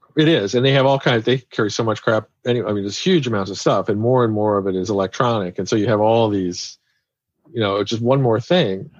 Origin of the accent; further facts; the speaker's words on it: Kansas City, United States; I'm from Kansas City